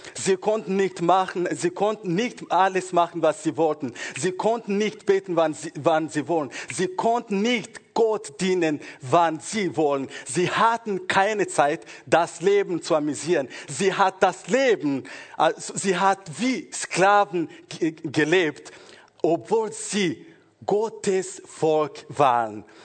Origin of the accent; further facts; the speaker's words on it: Rwanda; moved away; also born or lived in Congo; ich bin in Kongo geboren und später, ich glaube, nach vier Jahren, als ich vier Jahre alt war, oder circa vier, wir sind nach Ruanda zurückgegangen und dort bin ich in der Schule gegangen und Gymnasium